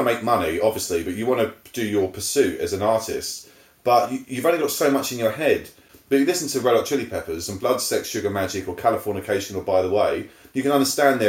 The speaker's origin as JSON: {"language": "English", "region": "England", "country": "United Kingdom", "said": "as an Englishman"}